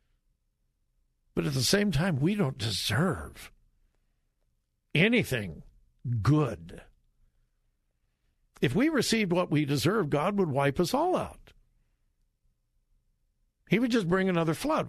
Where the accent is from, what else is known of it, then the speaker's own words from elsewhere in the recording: California, United States; moved away; I grew up in California, in the golden years of California.